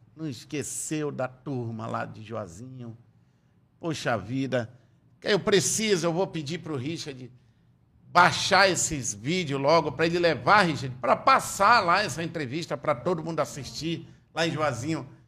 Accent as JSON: {"language": "Portuguese", "town": "Tefé", "region": "Amazonas", "country": "Brazil", "tie": "born or raised there", "said": "Eu sou de Tefé, fui criado sem eira nem beira"}